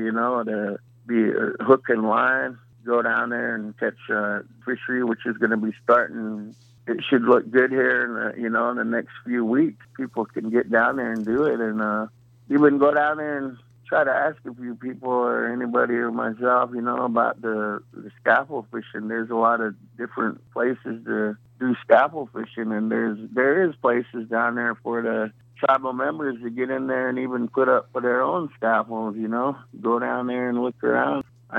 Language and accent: English; Columbia River, Warm Springs, Oregon, United States; We're from the Columbia River, Warm Springs, Wasco, and, you know, and the Yakimas